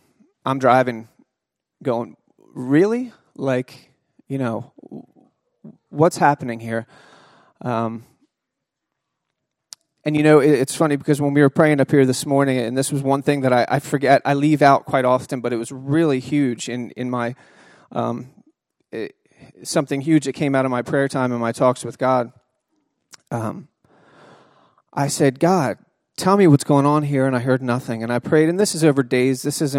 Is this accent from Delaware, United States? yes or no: yes; Delaware, United States; Part of my job, you know, I came from Delaware seeing deer once in a while to part of my job was keeping the bears away from the general public.